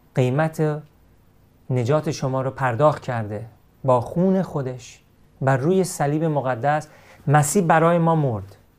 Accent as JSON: {"language": "Persian", "country": "Iran", "said": "من همیشه ایرانی هستم"}